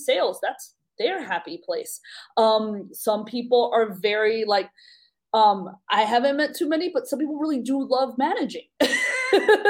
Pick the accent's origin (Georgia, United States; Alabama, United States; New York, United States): New York, United States; I'm from New York